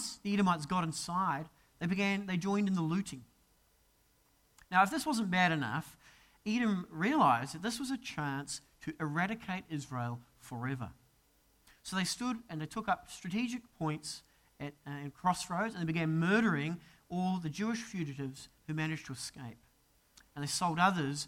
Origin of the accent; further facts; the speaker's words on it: New Zealand; moved away as an adult; as a Kiwi, to see a casual snake just cruising across a path is a pretty terrifying sight. I mean, the most dangerous thing we have is a possum in New Zealand.